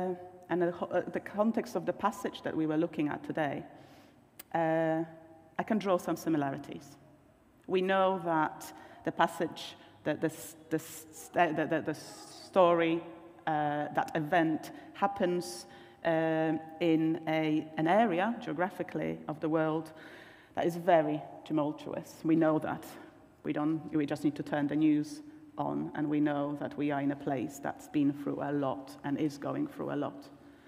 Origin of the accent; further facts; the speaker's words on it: Poland; English is a second language; moved away as an adult; now in Wadsley, Sheffield, United Kingdom; you can probably tell by now from my accent, I sound a little bit different. I'm not British. I come from Poland. I've been here for nearly 20 years. The accent stays.